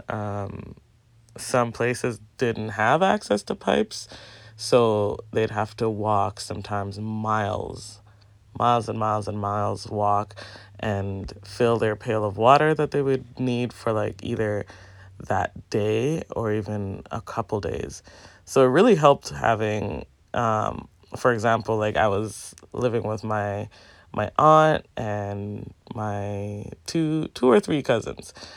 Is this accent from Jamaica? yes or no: yes; Jamaica; Growing up in Jamaica, like, we would have to go to the pipe and fill our pails of water